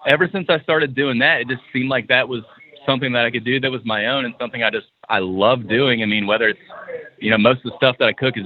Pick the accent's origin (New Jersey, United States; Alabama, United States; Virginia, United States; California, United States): Virginia, United States; Blacksburg; also born or lived in Roanoke, Virginia; I grew up in the Virginia area from Blacksburg, and we moved to Roanoke